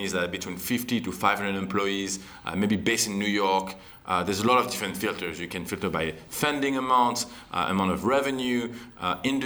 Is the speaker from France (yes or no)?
yes; France; accent: French; moved away as an adult; also born or lived in Canada; I'm actually from France.